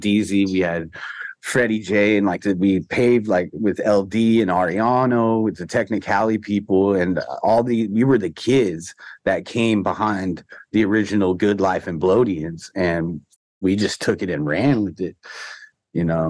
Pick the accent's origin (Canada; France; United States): United States; Orange County, Southern California; I come from Orange County. You know, uh, you know, I'm the first one of my whole family born here in Southern California